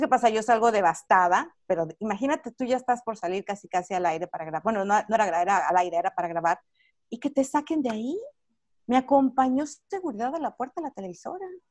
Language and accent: Spanish; Mexico; moved away as an adult; now in Los Angeles, United States; yo soy mexicana, tengo 20 años radicando en este país